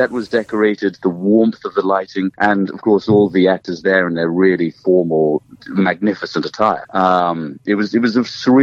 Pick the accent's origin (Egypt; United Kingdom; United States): United Kingdom; I'm from Europe, I'm from Great Britain, and I've grown up around the history that we have there